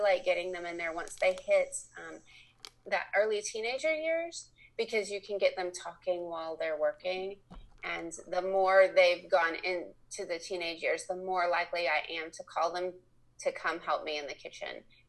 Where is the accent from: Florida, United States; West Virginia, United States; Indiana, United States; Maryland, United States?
Indiana, United States; moved away as an adult; now in Lexington, Kentucky, United States; I was raised in Indiana, but we've lived here since 1990